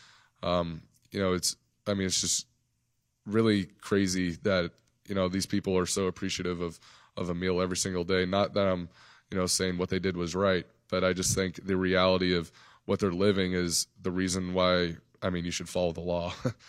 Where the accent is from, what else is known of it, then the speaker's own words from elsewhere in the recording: Nevada, United States; I grew up in Nevada, so I saw him at Stanford.